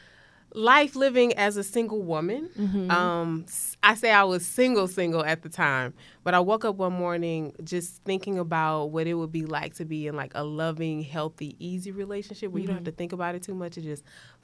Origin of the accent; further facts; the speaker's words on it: Houston, Texas, United States; moved away as an adult; also born or lived in New Orleans; now in Atlanta, United States; I'm from here. I'm from Houston.